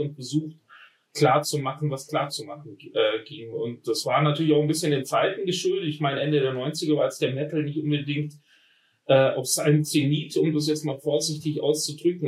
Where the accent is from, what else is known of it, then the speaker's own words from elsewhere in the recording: Friedrichshafen, Baden-Württemberg, Germany; Ich bin am, am Bodensee aufgewachsen, in Friedrichshafen